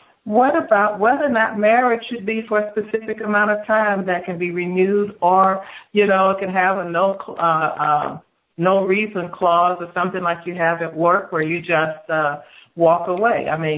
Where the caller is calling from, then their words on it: Houston, Texas, United States; from Houston.